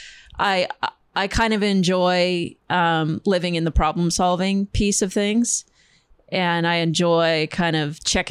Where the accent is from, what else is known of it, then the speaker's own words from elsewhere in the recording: Upper Peninsula of Michigan, United States; also born or lived in Milwaukee; now in New York, United States; I'm from Upper Michigan